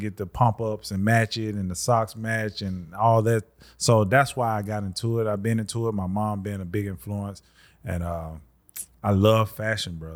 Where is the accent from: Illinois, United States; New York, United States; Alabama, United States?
Alabama, United States; Birmingham